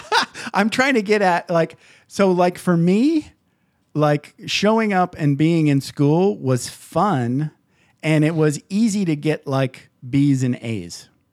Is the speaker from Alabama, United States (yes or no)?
no; Michigan, United States; I grew up in Michigan